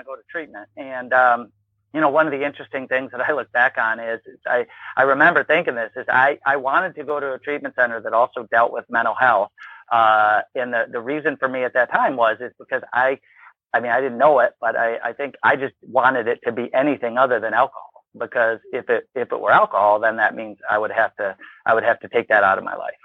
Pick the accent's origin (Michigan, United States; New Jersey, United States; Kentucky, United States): Michigan, United States; Ann Arbor; moved away as an adult; also born or lived in Wisconsin; I grew up in Ann Arbor, Michigan, ultimately ended up at Wisconsin